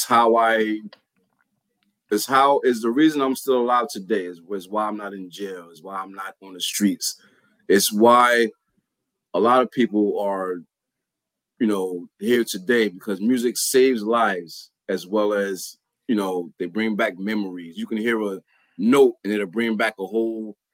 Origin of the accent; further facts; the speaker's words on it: Newark, New Jersey, United States; I am a producer from Newark, New Jersey, born and raised